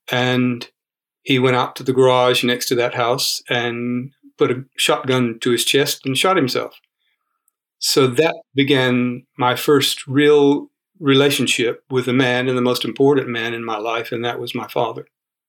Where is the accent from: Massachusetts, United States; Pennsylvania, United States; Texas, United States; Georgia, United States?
Georgia, United States; Rome; moved away; also born or lived in New York / Florida; I was born in the Deep South in Georgia. The address is 519 Charlton Road, Somerville Park, Rome, Georgia. The house is still standing there.